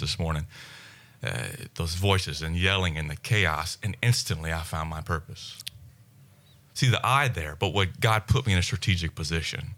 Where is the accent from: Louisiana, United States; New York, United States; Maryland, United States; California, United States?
Louisiana, United States; South; growing up in South Louisiana